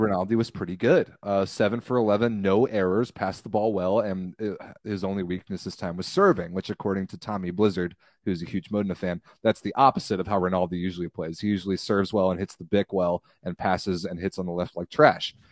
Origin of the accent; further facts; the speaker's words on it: United States; as an American fan